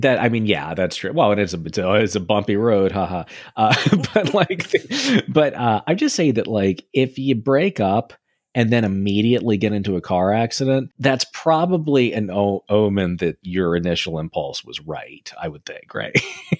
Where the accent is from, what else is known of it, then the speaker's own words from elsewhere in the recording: United Kingdom; I'm British. I couldn't possibly, you know.